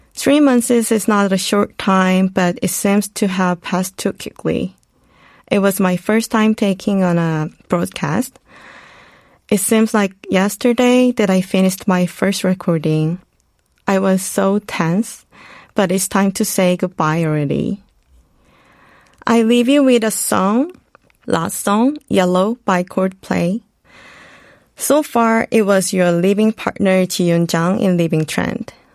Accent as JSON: {"language": "English", "country": "South Korea", "tie": "born or raised there", "also_born_or_lived": "United States", "moved": "as an adult", "said": "Growing up in Korea, studying in the US"}